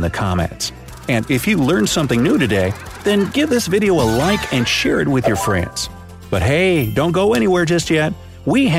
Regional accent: United States; as an American

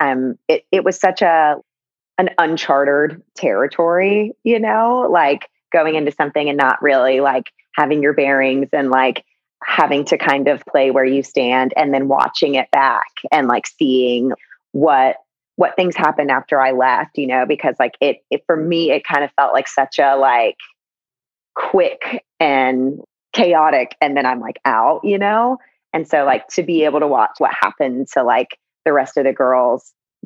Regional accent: the South, United States; Growing up in the South, I definitely, it was like around, you know, it's like football and The Bachelor is like religion in that area of the country

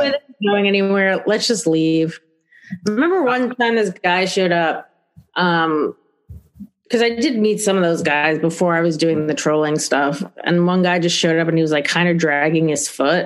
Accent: New York City, New York, United States; I'm from the Bronx, and the Bronx is pretty shitty

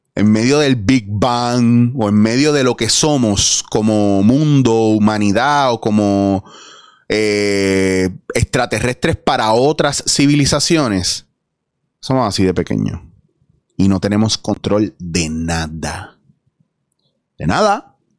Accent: Puerto Rico; yo soy puertorriqueño

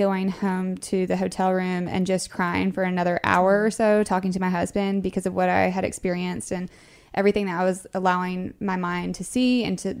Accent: North Carolina, United States; moved away as an adult; now in Atlanta, United States; I'm from North Carolina originally. I've been living in Atlanta for the last 6-7 months

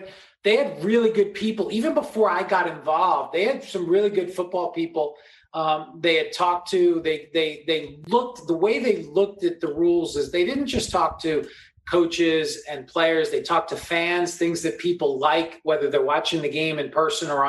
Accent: New York, United States; now in Los Angeles, United States; I grew up in New York

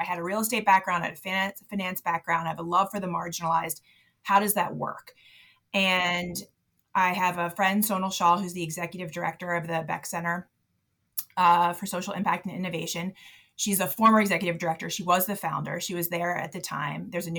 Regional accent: Baltimore, Maryland, United States; I was born and raised in Baltimore to a basketball coach who coached in the inner city. So I grew up as like a little white girl in a bunch of black gyms in Baltimore.

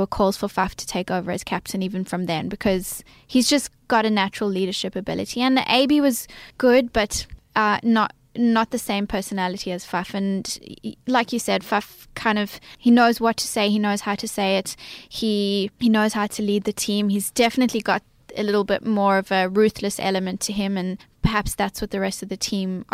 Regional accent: South Africa; now in Australia; Growing up in South Africa

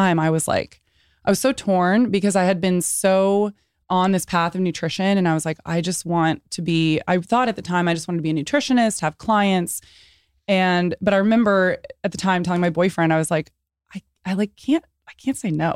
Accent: San Antonio, Texas, United States; I was born in San Antonio

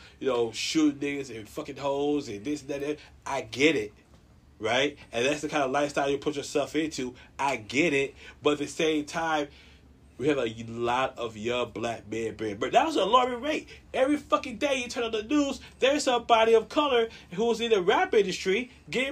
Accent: United States; for me as an American and a Black American at that.

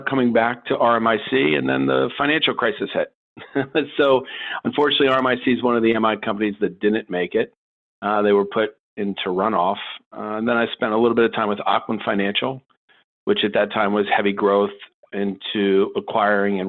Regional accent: Baltimore, Maryland, United States; also born or lived in Washington, D.C. / New York / New Jersey; I'm actually probably one of the few people born in Washington, D.C. But for the most part, I'm a Baltimore kid

